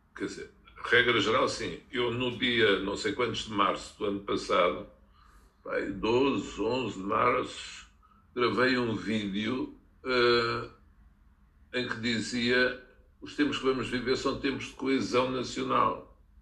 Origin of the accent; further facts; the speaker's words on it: Olivais, Lisbon, Portugal; eu, quando era miúdo, vivi nos Olivais, que tinha ao pé a refinaria de Cabo Ruivo.